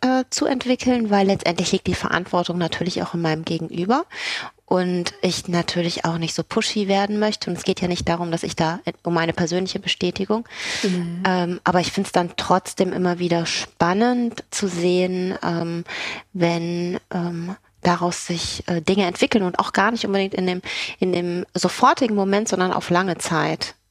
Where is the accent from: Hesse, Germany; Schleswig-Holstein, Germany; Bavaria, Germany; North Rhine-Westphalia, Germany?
Schleswig-Holstein, Germany; Kiel; accent: German accent; moved away as an adult; also born or lived in Neumünster / Hamburg / Belgium / Paris; ich bin in Kiel geboren